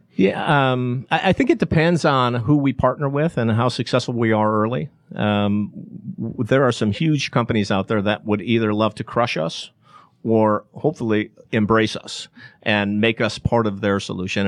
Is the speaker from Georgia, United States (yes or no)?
no; Chicago, Illinois, United States; now in Atlanta, United States; Chicago, my hometown